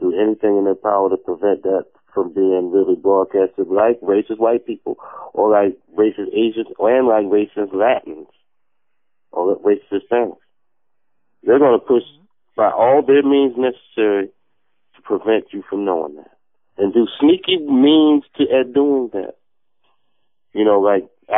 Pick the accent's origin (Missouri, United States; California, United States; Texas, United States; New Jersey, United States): New Jersey, United States; also born or lived in New York; I'm from New York and I was raised in Jersey.